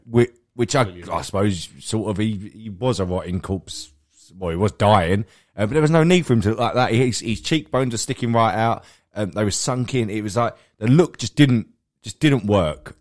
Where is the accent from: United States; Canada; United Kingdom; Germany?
United Kingdom; England; we, we're English